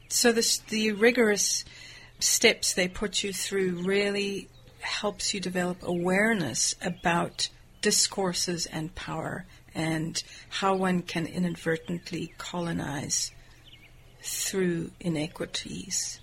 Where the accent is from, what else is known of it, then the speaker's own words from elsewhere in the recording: South Africa; moved away as an adult; I'm from South Africa